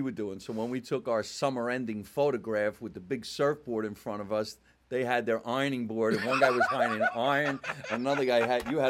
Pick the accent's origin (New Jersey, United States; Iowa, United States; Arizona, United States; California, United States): New Jersey, United States; When we were younger, everybody in Jersey City and these northern areas...